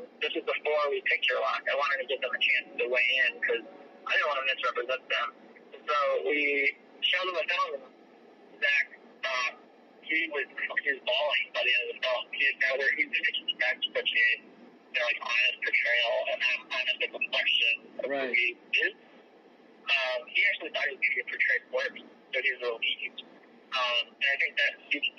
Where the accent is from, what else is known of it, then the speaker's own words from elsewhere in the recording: Rockford, Illinois, United States; growing up in Rockford, I didn't see filmmaking as a viable career